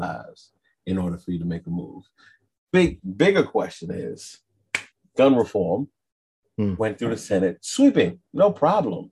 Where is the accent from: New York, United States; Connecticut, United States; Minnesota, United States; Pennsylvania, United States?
New York, United States; Me and you, we're both from New York